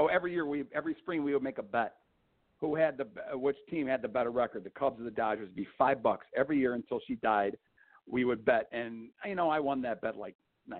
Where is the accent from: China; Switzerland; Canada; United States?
United States; outside of Chicago, Illinois; I grew up, I was born outside of Chicago, into a family that was big time baseball fans.